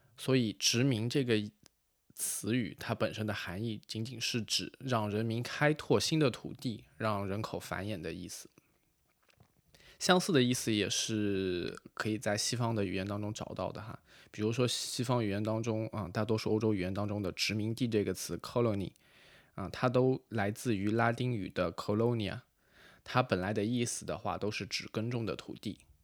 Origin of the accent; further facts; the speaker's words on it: Kaiyuan, Yunnan, China; moved away as an adult; now in Paris, France; 云南红河开远人，本科毕业于云南大学法语系